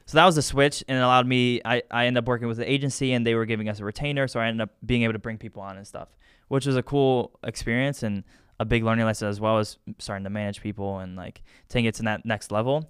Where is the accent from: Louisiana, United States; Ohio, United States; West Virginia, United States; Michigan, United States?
Ohio, United States; Medina; I'm from Medina